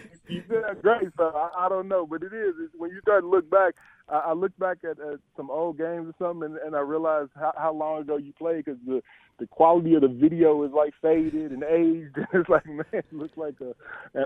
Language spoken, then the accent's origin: English; Indiana, United States; I grew up in Indiana, so I grew up watching, Indiana football, as a kid